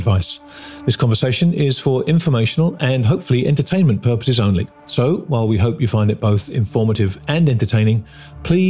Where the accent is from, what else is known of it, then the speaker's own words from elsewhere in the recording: England, United Kingdom; I'm an Englishman